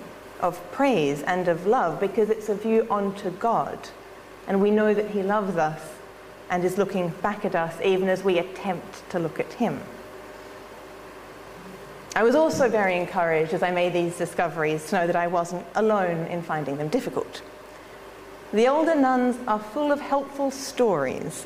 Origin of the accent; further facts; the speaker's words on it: Australia; I'm an Australian